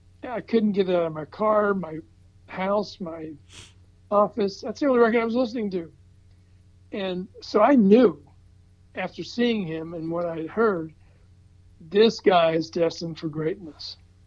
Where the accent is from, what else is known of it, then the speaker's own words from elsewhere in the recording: the South, United States; And I'm from the South, and he's from the South.